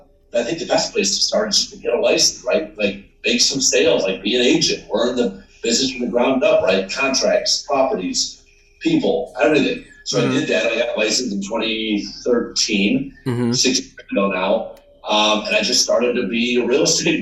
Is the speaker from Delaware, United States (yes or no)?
no; Syracuse, New York, United States; now in New York City, United States; I grew up in Syracuse